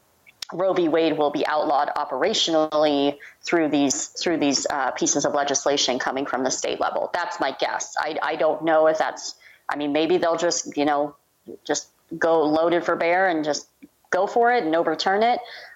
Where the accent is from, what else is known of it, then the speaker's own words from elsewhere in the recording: Canada; being Canadian, it's just, you know, he's just astounded that these arguments are still happening